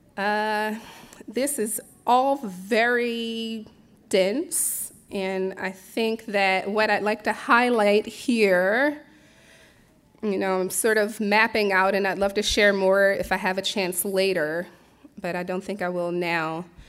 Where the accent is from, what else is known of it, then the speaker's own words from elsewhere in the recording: Philadelphia, Pennsylvania, United States; moved away as an adult; also born or lived in Bronxville, New York / Brooklyn, New York; now in Millerton, United States; I was born and raised in Philadelphia